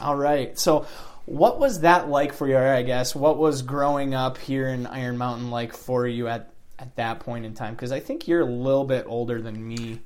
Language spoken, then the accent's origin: English; Kingsford, Michigan, United States; also born or lived in Ishpeming, Michigan; moving back to my hometown. My girlfriend and I moved back to Kingsford